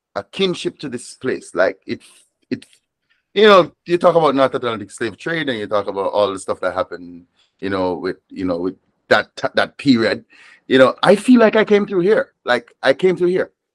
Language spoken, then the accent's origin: English; Moorland Hill, Westmoreland, Jamaica; also born or lived in Savanna-la-Mar, Jamaica; now in Rhode Island, United States; grew up and grew up in a small mountain village called Moorland Hill